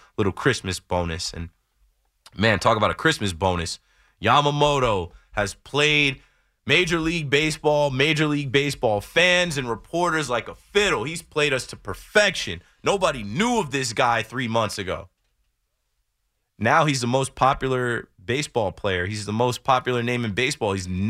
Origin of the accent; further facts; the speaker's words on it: New Jersey, United States; I never watched the Jersey Shore because I'm literally from the Jersey Shore.